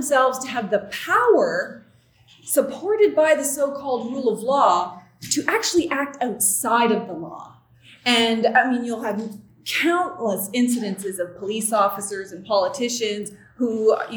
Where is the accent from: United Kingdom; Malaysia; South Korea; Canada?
Canada; I'm from the Sovereign Mi'kmaq Nation on unceded Mi'kma'ki territory